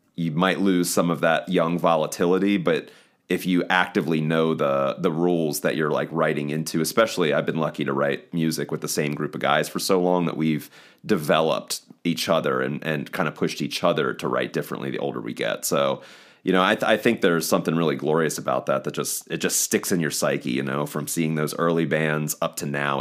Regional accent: eastern shore of Maryland, United States; moved away as an adult; now in Baltimore, United States; from the eastern shore of Maryland, but I live in Baltimore, Maryland

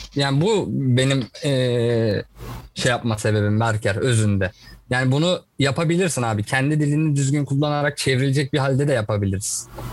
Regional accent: Turkey; ben bir Türk olarak

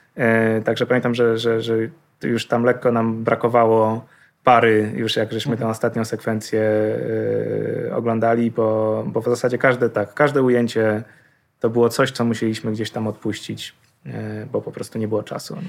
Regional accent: Poland; jesteśmy z Polski

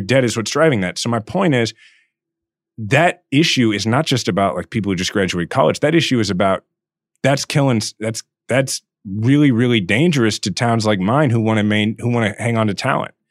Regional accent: Kansas City, Missouri, United States; mayor of my hometown

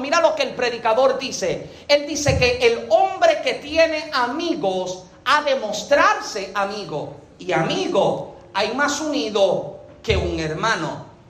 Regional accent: Yauco, Puerto Rico; yo nací en Yauco, Puerto Rico

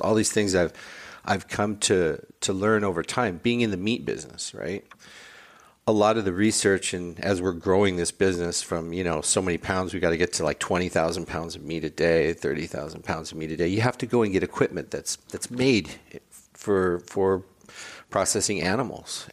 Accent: Highland Park, United States; I grew up in Highland Park. I was born a mile away from where our pop-up is

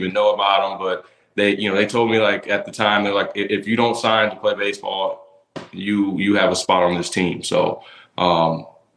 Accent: Tampa, Florida, United States; right here in my hometown of Tampa

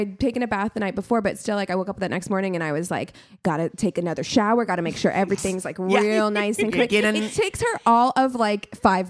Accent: Midwest, United States; moved away; I'm still from the Midwest.

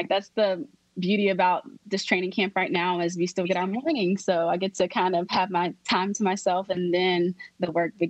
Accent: Shreveport, Louisiana, United States; I'm from Shreveport, Louisiana.

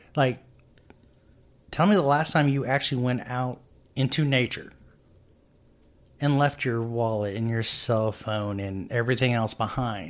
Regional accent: United States; we're modern American adults

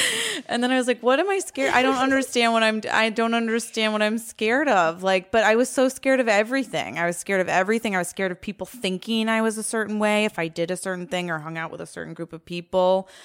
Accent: Virginia, United States; moved away as an adult; I grew up in Virginia, um, and I was one of six Jews in my high school

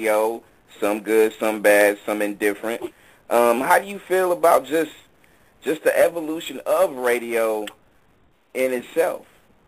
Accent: California, United States; born and raised in the Bay.

